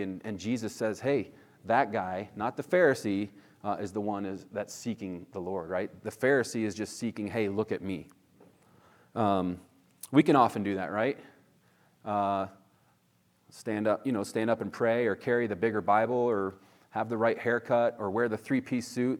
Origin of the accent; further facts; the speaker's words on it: Northeast, United States; now in California, United States; where I grew up in the Northeast, it was definitely more legalistic